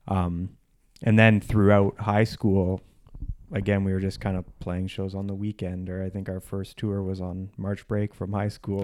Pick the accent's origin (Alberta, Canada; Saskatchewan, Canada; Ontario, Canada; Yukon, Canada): Ontario, Canada; Whitby; I grew up in a suburb outside of Toronto, uh, called Whippy, Ontario